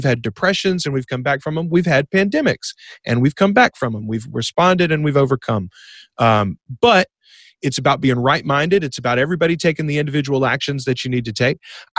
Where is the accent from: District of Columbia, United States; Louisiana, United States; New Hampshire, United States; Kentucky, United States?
Louisiana, United States; Bastrop; now in Ruston, United States; No, I grew up in this little town, Bastrop, Louisiana.